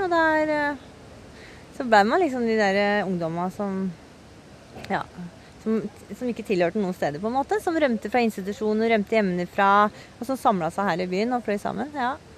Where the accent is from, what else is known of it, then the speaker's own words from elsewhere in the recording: Oslo, Norway; det er noe jeg er oppvokst med på Grünerløkka